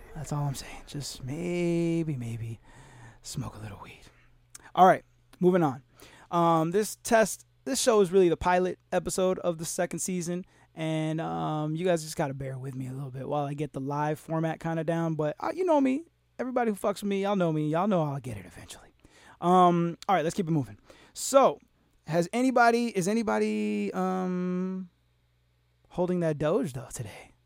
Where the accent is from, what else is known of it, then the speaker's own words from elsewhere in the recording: Florida, United States; Florida, my home state.